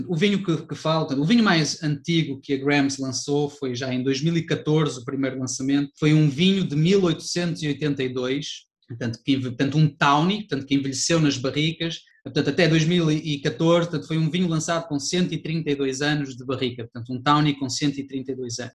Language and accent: Portuguese; Porto, Norte, Portugal; eu sou do Porto